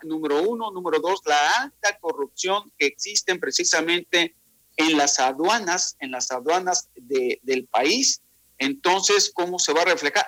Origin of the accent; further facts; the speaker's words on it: Veracruz, Mexico; now in Quintana Roo, Mexico; Nací ahí en el puerto de Veracruz y desde hace pues ya 28 años ando por acá, por el Caribe mexicano.